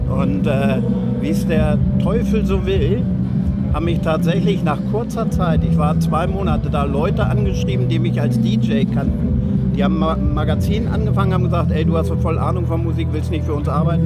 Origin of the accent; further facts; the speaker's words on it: Springe, Lower Saxony, Germany; moved away as an adult; also born or lived in London; Ich komme aus Springe bei Hannover